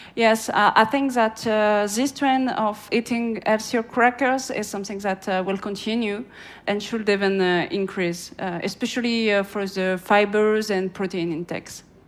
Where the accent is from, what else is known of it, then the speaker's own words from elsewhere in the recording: France; in France, uh, I'm French